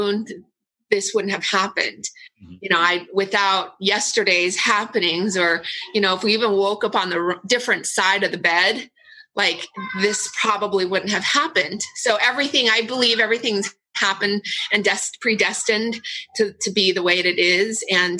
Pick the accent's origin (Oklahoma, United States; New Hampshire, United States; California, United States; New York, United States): California, United States; Orange County; also born or lived in Vietnam; I was born in Vietnam and I was so lucky that I was sponsored and we got to the OC. So I've been in Orange County for over 40 years